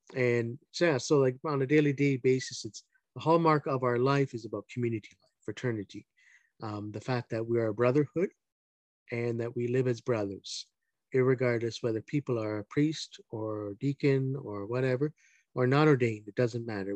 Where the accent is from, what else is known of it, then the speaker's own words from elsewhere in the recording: Hamilton, Ontario, Canada; I grew up in Hamilton, Ontario